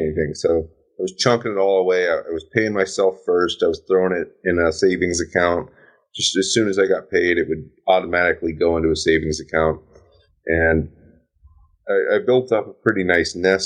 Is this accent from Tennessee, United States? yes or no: no; Louisville, Kentucky, United States; moved away; I'm from Louisville, Kentucky. I know it like the back of my hand. My father's a real estate agent there.